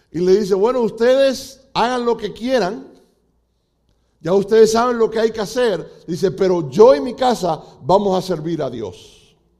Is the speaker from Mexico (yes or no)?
no; Cuba; now in United States; como decimos los cubanos